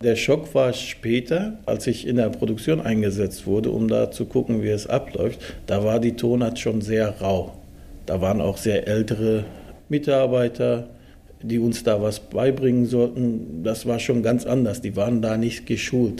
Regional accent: Dortmund, North Rhine-Westphalia, Germany; also born or lived in Turkey; Ich bin hier aufgewachsen. Ich, als ich hier rüberkam, war ich sechs Jahre alt

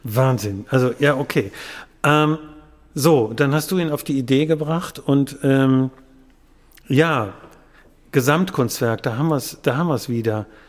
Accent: Wuppertal, North Rhine-Westphalia, Germany; gebürtiger Wuppertaler

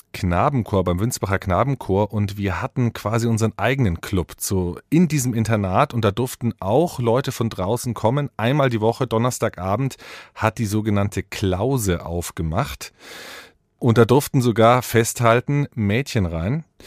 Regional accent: Middle Franconia, Bavaria, Germany; Ich habe meine Jugend in Mittelfranken auf dem Land verbracht

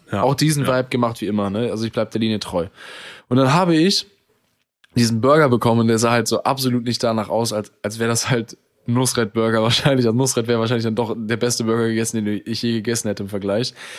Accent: Germany; ich bin selber Deutscher

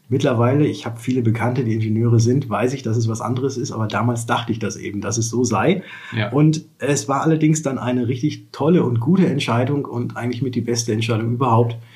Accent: Würzburg, Bavaria, Germany; als ich in die fünfte Klasse kam, sind wir nach Würzburg gezogen und deswegen fühle ich mich als Würzburger und bin, glaube ich, auch mittlerweile hier anerkannt, auch wenn ich nicht

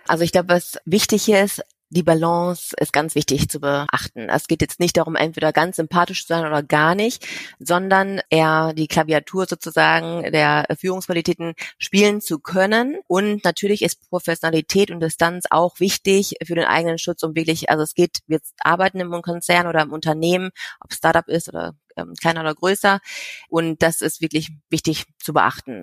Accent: Germany; moved away; ich komme aus Deutschland, bin halb Asiatin und habe ja in ein paar verschiedenen Ländern schon selber gelebt

